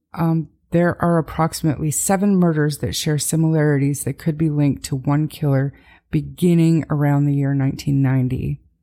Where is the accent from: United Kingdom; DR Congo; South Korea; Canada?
Canada; Calgary, Alberta; also born or lived in north of Edmonton, Alberta; This is obviously my hometown, Calgary, and my home province, Alberta